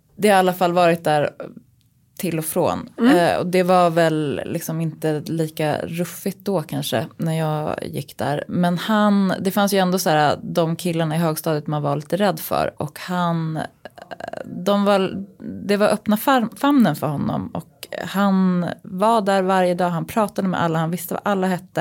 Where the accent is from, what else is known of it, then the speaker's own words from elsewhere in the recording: Uppsala, Uppsala County, Sweden; När jag växte upp och gick i Stenhagenskolan i Uppsala